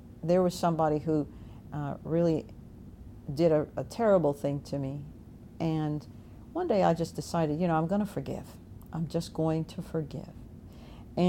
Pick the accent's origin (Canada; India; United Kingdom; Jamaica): Jamaica; now in Virginia, United States; I was born in Jamaica.